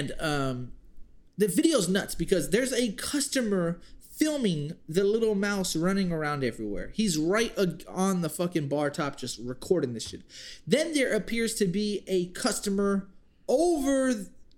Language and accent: English; Bastrop, Texas, United States; we're from Bastrop